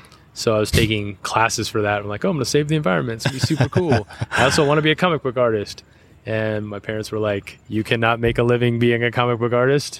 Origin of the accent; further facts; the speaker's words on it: Southern California, United States; also born or lived in Whidbey Island, Washington / Twentynine Palms, California; But 2 years into my life, parents moved to Southern California because my dad was in the Navy, so he was restationed down in SoCal.